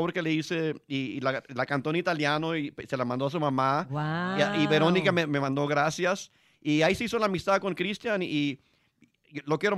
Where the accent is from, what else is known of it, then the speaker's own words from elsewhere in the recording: Texas, United States; nosotros somos nacidos en Texas